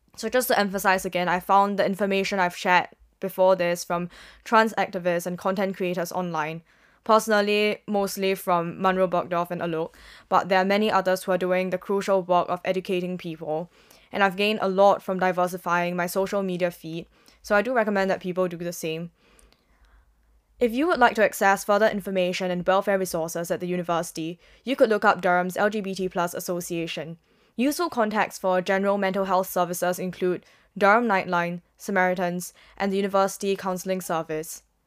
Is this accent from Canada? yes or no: no; Singapore; moved away; as a Singaporean